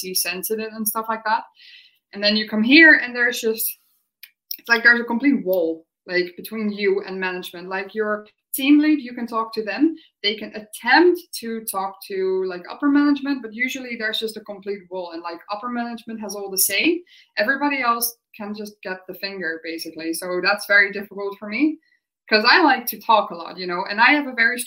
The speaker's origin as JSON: {"language": "English", "country": "Netherlands", "also_born_or_lived": "United Kingdom", "moved": "as an adult", "said": "I'm from the Netherlands"}